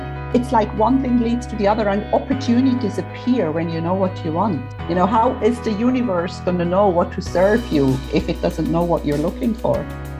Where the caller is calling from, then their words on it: Cyprus; I am in Cyprus where it's still about, 40 degrees.